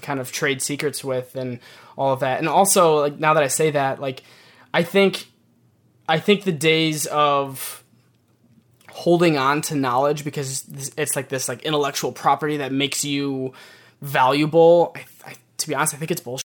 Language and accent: English; Michigan, United States; moved away as an adult; now in New York, United States; I'm born and raised in Michigan, so moving to New York for the first time was a bit of a culture shock